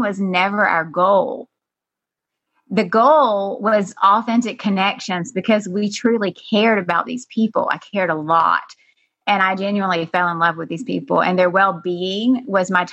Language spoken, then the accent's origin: English; South Georgia, United States; moved away as an adult; also born or lived in San Francisco; I had opened a health food store in the deep south, as you know, Joyce, South Georgia. Mm-hmm. I had moved back to my hometown after being in San Francisco